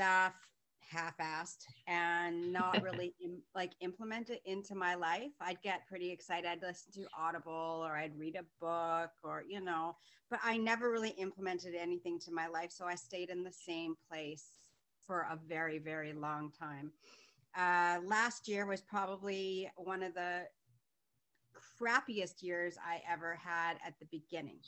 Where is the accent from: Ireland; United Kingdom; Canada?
Canada; Vancouver, British Columbia; now in Markham, Canada; I am originally from Vancouver, born and raised, and now I'm living in Southern Ontario in a city called Markham.